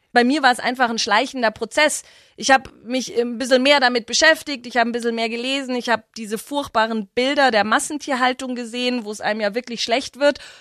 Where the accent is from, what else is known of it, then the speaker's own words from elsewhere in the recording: Herrsching am Ammersee, Bavaria, Germany; also born or lived in Freiburg; Ich würde mich immer als Herrschingerin bezeichnen. Äh, das ist meine Heimat